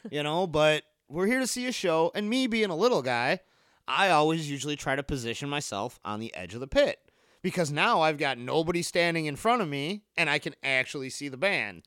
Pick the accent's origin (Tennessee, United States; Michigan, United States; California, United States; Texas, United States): Michigan, United States; Harper Woods; That was Car City for me, 'cause I grew up in Harper Woods.